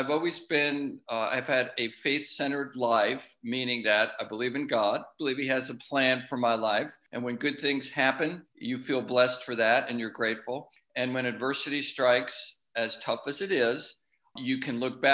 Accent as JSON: {"language": "English", "area": "Long Island", "region": "New York", "country": "United States", "tie": "born or raised there", "said": "I grew up on Long Island"}